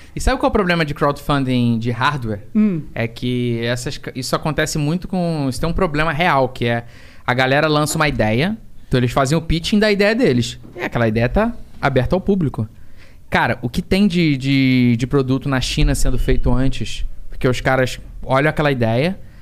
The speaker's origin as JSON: {"language": "Portuguese", "region": "Rio de Janeiro", "country": "Brazil", "said": "tijucano, que nem eu"}